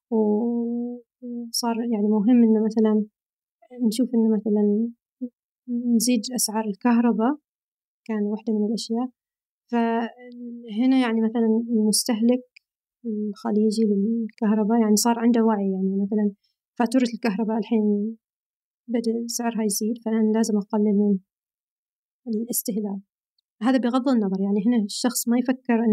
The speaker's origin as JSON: {"language": "Arabic", "region": "Al Batinah North", "country": "Oman", "lives_now": "Riyadh, Saudi Arabia", "said": "أنا من الشمال من شمال عمان"}